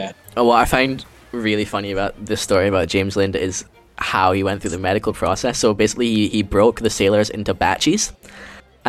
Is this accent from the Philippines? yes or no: yes; Philippines; moved away; also born or lived in Singapore; my home country of Philippines